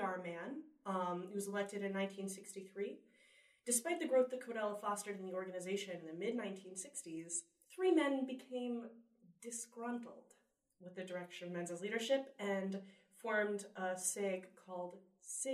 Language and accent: English; Pikesville, Maryland, United States; also born or lived in Baltimore; now in New York, United States; From Pikesville, Maryland, home of many, many, many fellow Jewish people.